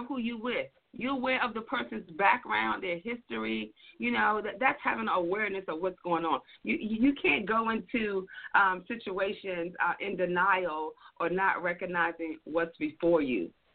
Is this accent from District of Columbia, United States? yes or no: yes; Washington, District of Columbia, United States; now in Atlanta, United States; I am a Washingtonian, born and raised in the D.C. area.